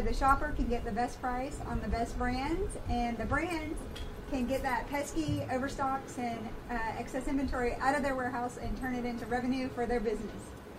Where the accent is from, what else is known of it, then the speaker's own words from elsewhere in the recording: the South, United States; I'm from the South